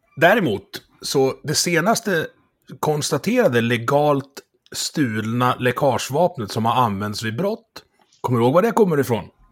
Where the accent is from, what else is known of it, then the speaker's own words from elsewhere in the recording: Dalarna County, Sweden; jag är från Dalarna